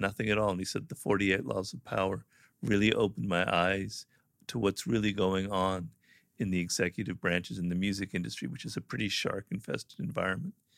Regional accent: California, United States; California, born and raised here

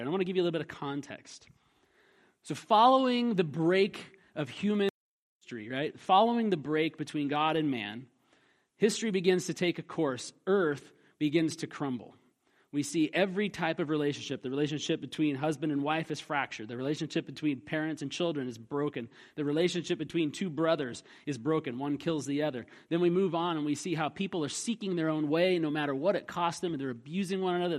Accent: Alaska, United States; a kid growing up in Alaska

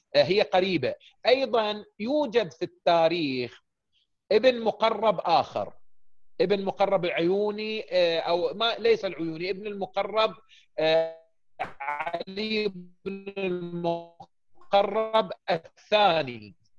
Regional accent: Saudi Arabia; احنا من السعوديه

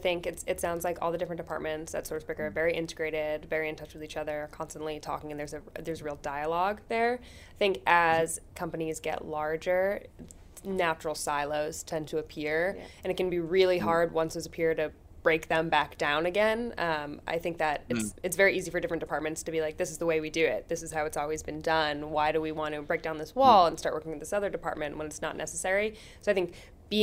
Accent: United States; as an American

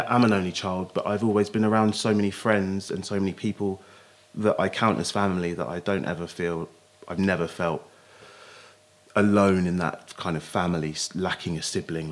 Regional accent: Basingstoke, South East England, United Kingdom; also born or lived in London; I grew up in Hampshire, in Basingstoke

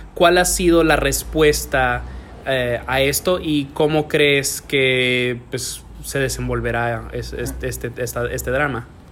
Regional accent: Santiago de los Caballeros, Santiago, Dominican Republic; moved away; yo me crié en Dominicana y cuando en Santiago

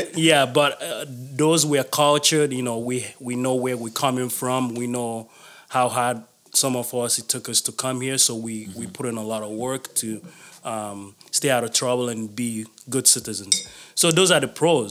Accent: Toronto, Ontario, Canada; I'm from Toronto

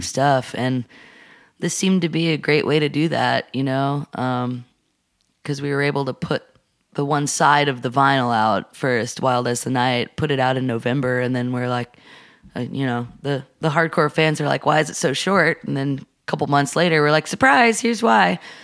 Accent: Atlanta, Georgia, United States; moved away as an adult; also born or lived in Portland, Oregon; now in Nashville, United States; I grew up in Atlanta

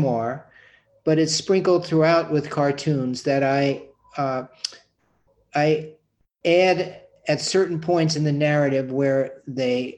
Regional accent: New York City, New York, United States; growing up on the Upper West Side of Manhattan

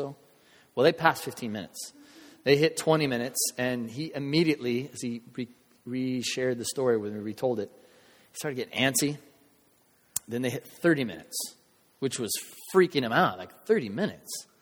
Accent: United States; with us as Americans, especially for us as American believers

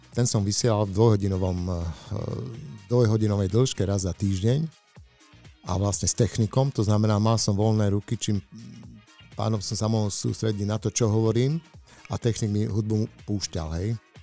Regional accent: Košice, Košice Region, Slovakia; u nás v Košiciach

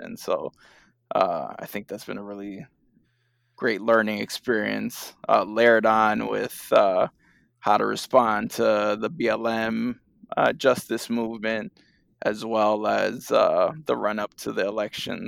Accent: New York City, New York, United States; moved away as an adult; now in Los Angeles, United States; I'm originally from New York City

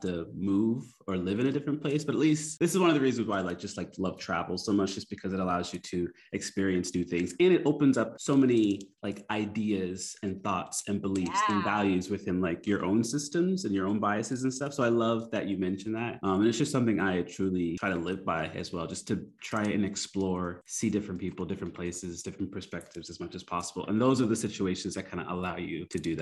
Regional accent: Canada; moved away as an adult; now in Philippines; both me and my wife like, and we're from Canada

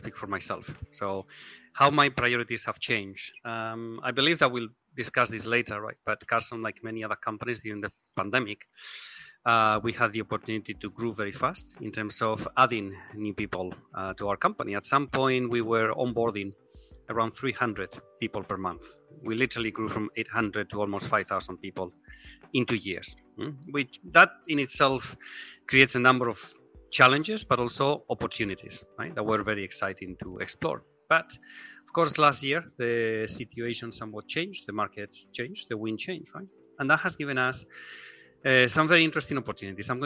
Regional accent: Spain; moved away as an adult; also born or lived in Hong Kong / Tokyo; now in Singapore; I am originally from Spain

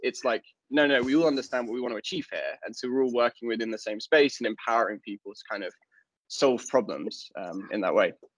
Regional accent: London, United Kingdom; now in Stockholm, Sweden; I'm originally from London, uh, but I, I now live in Stockholm

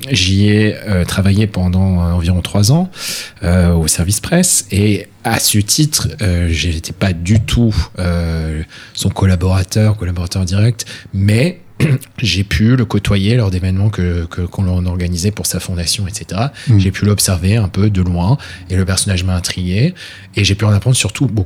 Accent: France; also born or lived in United Kingdom; j'ai une double culture, je suis français et britannique. Et euh, à ce titre, je parle parfaitement euh, français et anglais, donc j'ai grandi dans une famille où on parlait les deux langues

